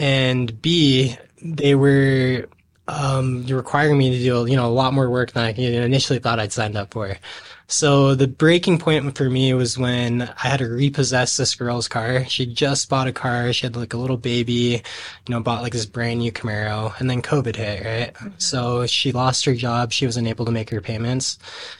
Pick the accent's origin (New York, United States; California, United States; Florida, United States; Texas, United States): California, United States; born there; also born or lived in Washington; now in Utah, United States; So, originally, I was born in California. My dad was in the Navy, so we bounced around a lot around the coast.